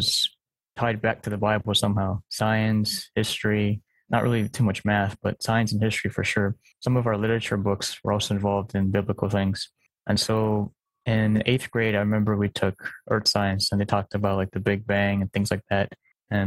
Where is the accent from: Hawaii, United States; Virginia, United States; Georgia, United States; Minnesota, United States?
Hawaii, United States; also born or lived in California; I grew up in Hawaii most of my life. Born in California, we moved here when I was four, so I'm more local than mainland